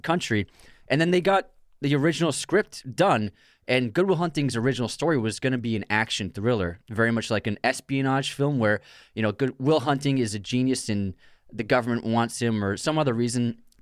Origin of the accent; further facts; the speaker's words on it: Boston area, Massachusetts, United States; we grew up in the Boston area